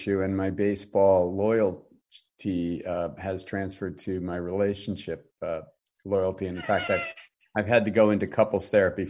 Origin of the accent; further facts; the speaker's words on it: Saratoga, California, United States; also born or lived in Massachusetts; I was born in Northern California, lived in Massachusetts for about 7 years, then back to Saratoga, which is Northern Cal.